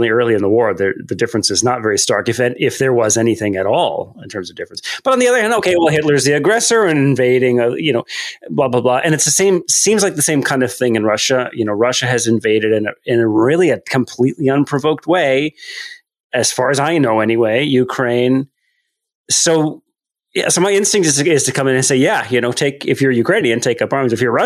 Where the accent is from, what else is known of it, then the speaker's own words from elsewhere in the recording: Canada; also born or lived in United States; I'm a Canadian